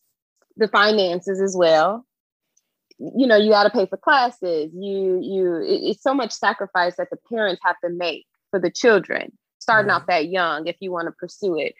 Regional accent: Chicago, Illinois, United States; my experiences as a Black girl growing up on the South Side of Chicago

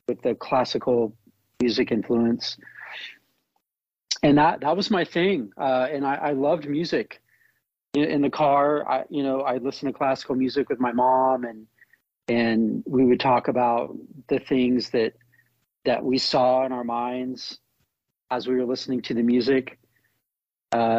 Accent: Tulsa, Oklahoma, United States; growing up in Tulsa, Oklahoma

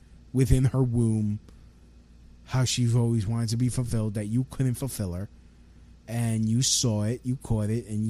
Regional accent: United States; I'm an American citizen, born here

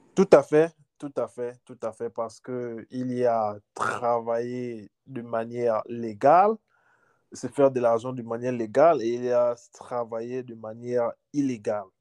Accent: Gabon; moved away as an adult; also born or lived in Libreville; now in United States; Je suis gabonais.

